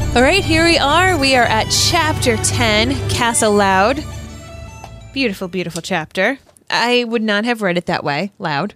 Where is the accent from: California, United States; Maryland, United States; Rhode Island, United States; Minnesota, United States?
Rhode Island, United States; I grew up in Rhode Island